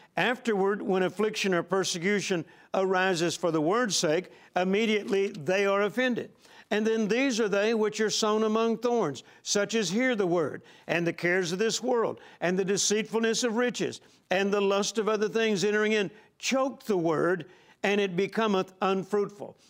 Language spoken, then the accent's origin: English; Vicksburg, Mississippi, United States; I was born in Vicksburg, Mississippi, on a farm, the same farm that my dad grew up on.